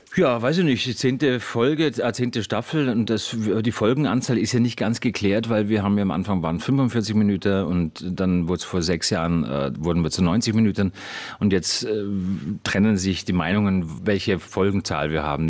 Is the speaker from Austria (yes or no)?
yes; Austria